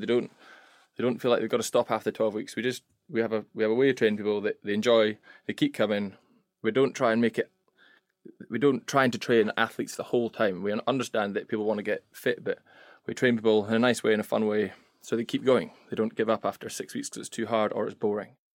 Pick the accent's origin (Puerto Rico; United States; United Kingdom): United Kingdom; Scotland; moved away as an adult; now in England; I'm the Scot.